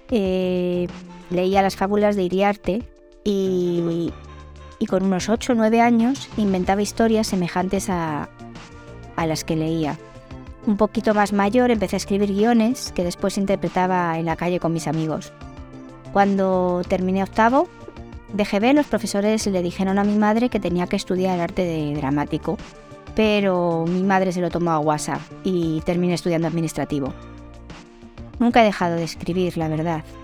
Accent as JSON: {"language": "Spanish", "town": "Madrid", "region": "Community of Madrid", "country": "Spain", "said": "soy española de Madrid, tengo 52 años y soy escritora cuando mi trabajo de contable me lo permite."}